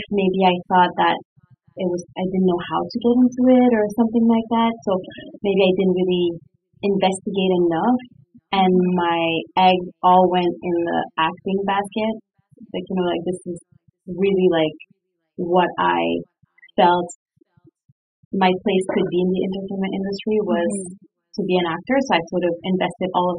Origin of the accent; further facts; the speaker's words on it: Quebec City, Quebec, Canada; moved away; I grew up in Quebec City, and Quebec City doesn't have a huge entertainment industry.